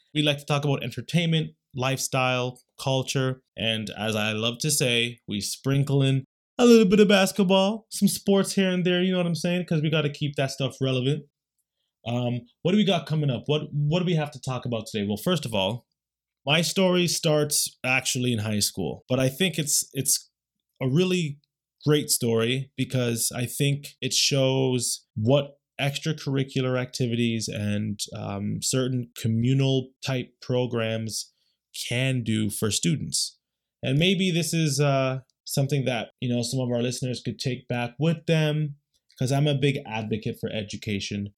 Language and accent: English; Canada; We're Canadian